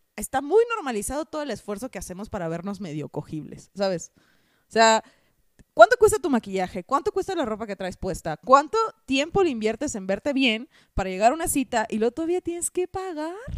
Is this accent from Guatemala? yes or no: no; Hermosillo, Sonora, Mexico; yo soy de Hermosillo, Sonora